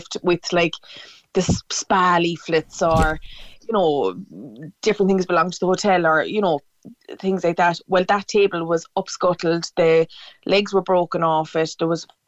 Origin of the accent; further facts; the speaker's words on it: Cork, Munster, Ireland; I'm from Cork City